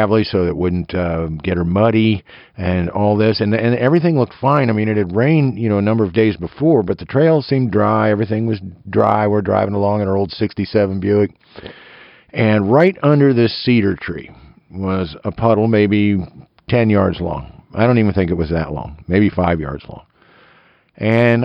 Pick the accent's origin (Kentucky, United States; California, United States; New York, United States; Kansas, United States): Kansas, United States; eastern; tree-hugging redneck from eastern Kansas